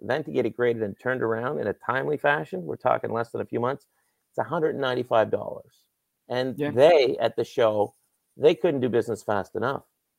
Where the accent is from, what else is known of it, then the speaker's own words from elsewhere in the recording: Nova Scotia, Canada; growing up in Nova Scotia